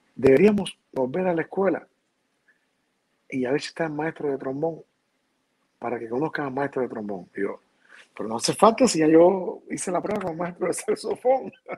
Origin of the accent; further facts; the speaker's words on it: Havana, Cuba; moved away as an adult; also born or lived in Valencia, Spain; me crié, me crié en La Habana realmente.